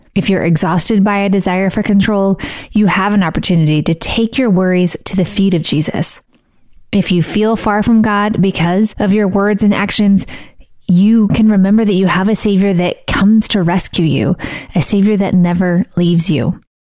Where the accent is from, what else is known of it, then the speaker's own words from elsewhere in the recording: Missouri, United States; I grew up in Missouri, I went to college in Missouri, and I live in Missouri